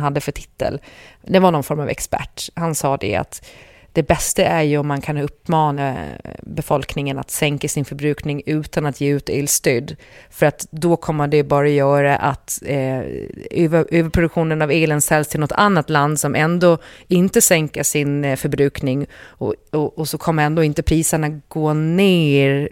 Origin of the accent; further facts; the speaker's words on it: Gotland, Sweden; jag som gotlänning